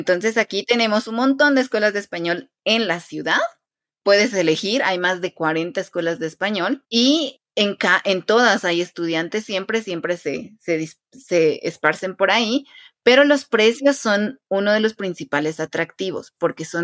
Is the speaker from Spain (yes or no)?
no; Quetzaltenango, Guatemala